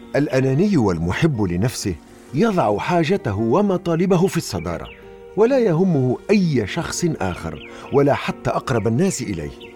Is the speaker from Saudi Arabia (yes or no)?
no; Tunisia; accent: Tunisian; بلهجتنا التونسية